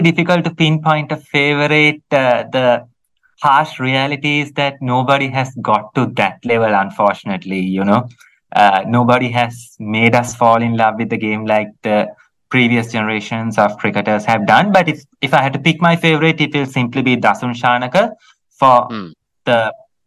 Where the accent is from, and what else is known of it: Sri Lanka